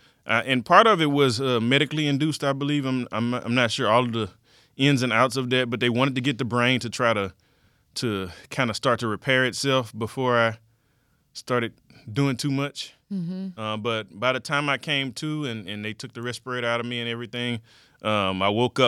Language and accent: English; Fresno, Texas, United States; also born or lived in Houston, Texas; I was born in Houston, Texas. I'm a native of Houston, Texas, mm-hmm. but by the time I got to the eighth grade, my dad had moved us out to the suburbs. Hmm. And so I kind of grew up in Fresno, Texas